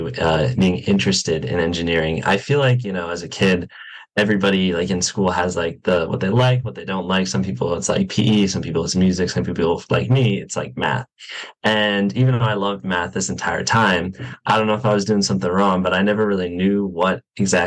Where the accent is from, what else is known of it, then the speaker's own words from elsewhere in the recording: Wesley Chapel, Florida, United States; moved away as an adult; now in Gainesville, United States; I am from West of Chapel, Florida, which is a suburb a little bit north of Tampa